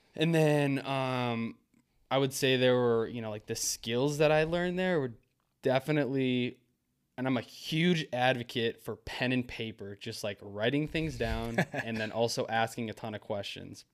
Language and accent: English; Maple Grove, Minnesota, United States; I grew up in Maple Grove, Minnesota